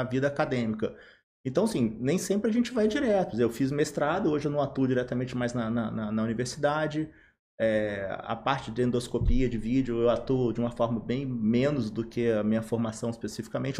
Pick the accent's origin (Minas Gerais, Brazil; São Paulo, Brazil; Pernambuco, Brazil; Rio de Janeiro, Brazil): Rio de Janeiro, Brazil; Volta Redonda; Sou, eu sou aqui de Volta Redonda, sou formado aqui